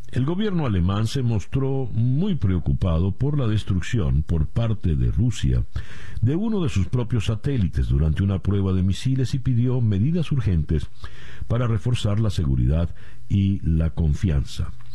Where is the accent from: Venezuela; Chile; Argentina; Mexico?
Venezuela; como venezolano